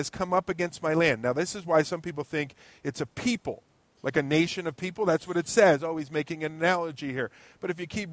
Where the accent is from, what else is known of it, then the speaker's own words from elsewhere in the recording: United States; also born or lived in Ewing, New Jersey; as an American, and maybe a naive American that I happen to be